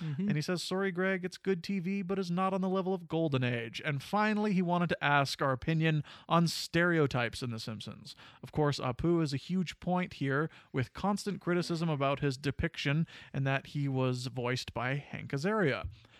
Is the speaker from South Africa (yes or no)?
no; England, United Kingdom; I'm English, so I don't really have any skin in the game